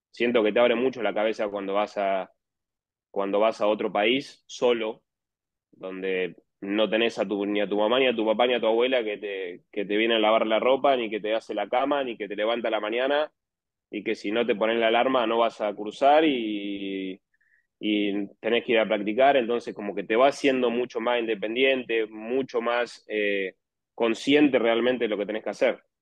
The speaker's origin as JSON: {"language": "Spanish", "country": "Argentina", "said": "Bueno, yo soy de La Barría, eh, de la misma ciudad de Alan Wagner, que es otro argentino también que juega."}